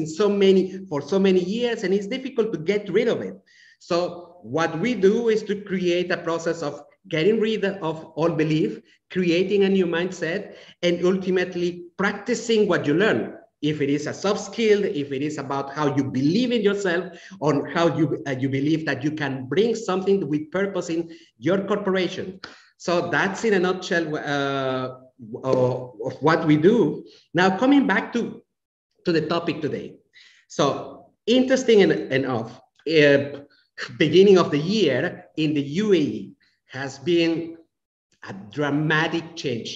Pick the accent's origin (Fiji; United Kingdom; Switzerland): Switzerland; Romandy; moved away; I grew up in a country that is very similar to your country, Angelique. Switzerland is very similar in terms of approach, even mentality.